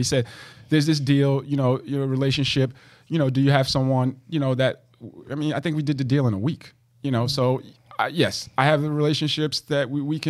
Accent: Jersey City, New Jersey, United States; growing up in Jersey City

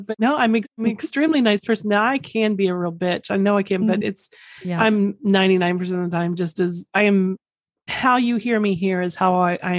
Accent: Oklahoma, United States; Mine only comes out because I'm from Oklahoma. So mine, mine only comes out when I say Oklahoma or if I'm drinking or really sleepy.

